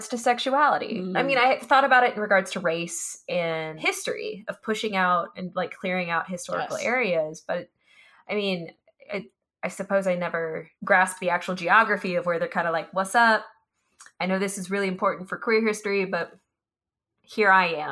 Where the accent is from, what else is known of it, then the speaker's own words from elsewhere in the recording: Midwest, United States; I am from the Midwest